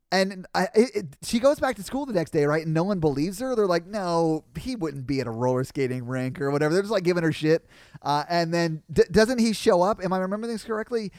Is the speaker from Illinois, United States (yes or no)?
no; Nashville, Tennessee, United States; I grew up playing music in Nashville